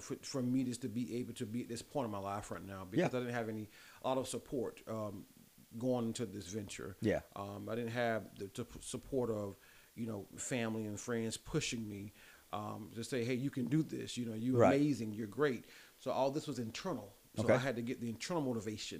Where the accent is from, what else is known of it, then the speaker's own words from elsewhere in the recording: Lamar, South Carolina, United States; I'm big Lamar, South Carolina. So that's where I'm originally born and raised